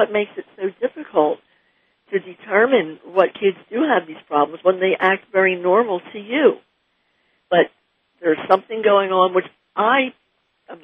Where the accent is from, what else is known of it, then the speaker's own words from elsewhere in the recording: New Jersey, United States; moved away as an adult; also born or lived in Australia / North Carolina; we grew up in New Jersey, and then they were about three and four, we moved to North Carolina